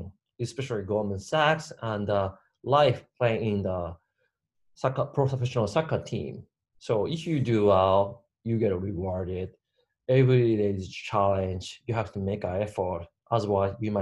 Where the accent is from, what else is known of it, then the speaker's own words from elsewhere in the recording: Japan; I grew up in Japan entire my life.